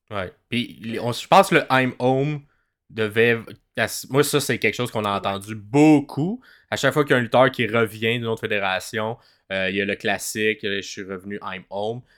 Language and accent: French; Montreal, Quebec, Canada; on est francophone, on vient de Montréal, euh, puis de la région, de la province du Québec.